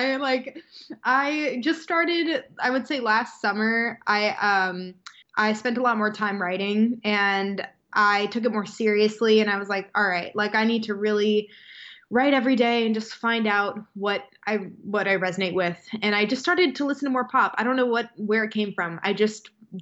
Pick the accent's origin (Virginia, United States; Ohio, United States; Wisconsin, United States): Wisconsin, United States; moved away; I'm from Wisconsin.